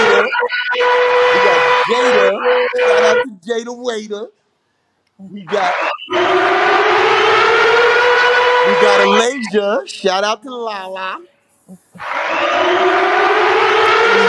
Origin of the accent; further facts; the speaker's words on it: Patchogue, New York, United States; now in Bellport, United States; I live in Bellport right now, but I'm from Patchogue